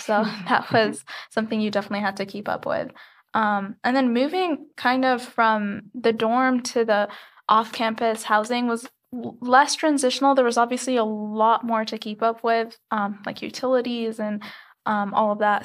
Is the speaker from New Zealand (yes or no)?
no; Khobar, Eastern Province, Saudi Arabia; moved away as an adult; also born or lived in Egypt; now in Tucson, United States; I did, however, grow up in Saudi Arabia